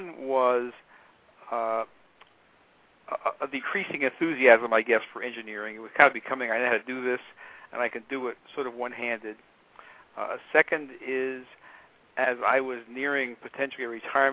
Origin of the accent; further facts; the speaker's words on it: United States; I'm an American.